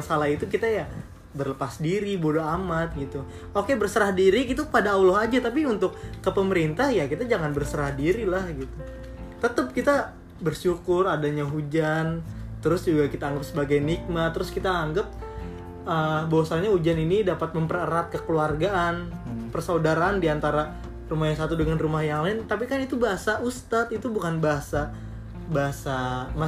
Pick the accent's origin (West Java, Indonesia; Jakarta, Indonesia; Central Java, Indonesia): West Java, Indonesia; Tambun; Iya kita orang Tambun, jadi sedikit selau sih sama sama keadaan ini walaupun miris ya karena termasuk kabupaten Bekasi.